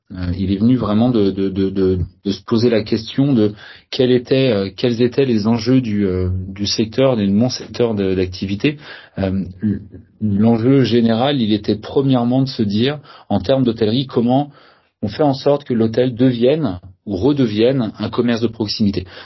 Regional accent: Saint-Malo, Brittany, France; Je suis euh, euh pas nantais, je suis originaire de la région de Saint-Malo

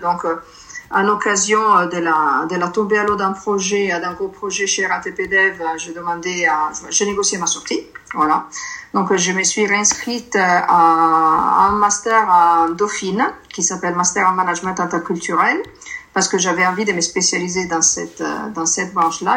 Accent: Milan, Lombardy, Italy; French is a second language; moved away as an adult; now in France; je suis née en Italie, je suis née à Milan, je suis arrivée en France en 2007

